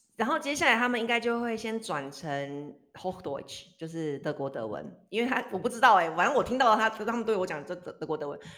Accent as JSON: {"language": "Chinese", "region": "Taipei", "country": "Taiwan", "tie": "born or raised there", "also_born_or_lived": "United Kingdom", "moved": "as an adult", "lives_now": "Switzerland", "said": "我是二十七岁的时候离开台湾嘛，从小孩，在台湾，在台北长大"}